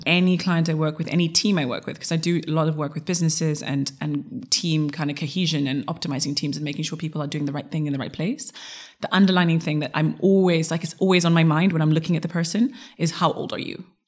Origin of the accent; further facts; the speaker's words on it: Zimbabwe; also born or lived in United States / Europe; now in England; my father is Dominican, my mother is Zulu, and then I grew up in Zimbabwe